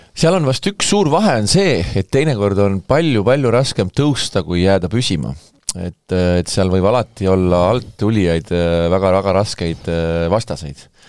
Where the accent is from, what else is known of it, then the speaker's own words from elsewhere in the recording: Saare County, Estonia; ma olen saarlane